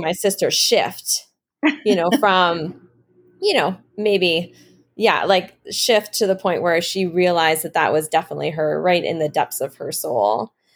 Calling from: Thompson, Manitoba, Canada; I am calling from Northern Manitoba, a little community called Thompson

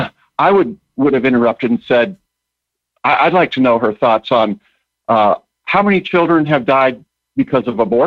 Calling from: Eau Claire, Wisconsin, United States; I am calling from Eau Claire, Wisconsin.

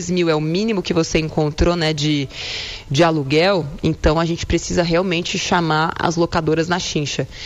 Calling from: São Paulo, Brazil; sou aqui de São Paulo.

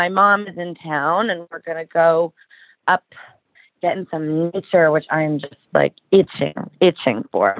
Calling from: New York City, New York, United States; I am joining you from New York City.

